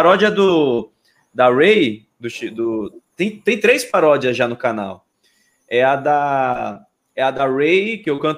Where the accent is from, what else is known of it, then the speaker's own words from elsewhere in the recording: Salvador, Bahia, Brazil; Eu sou de Salvador, né?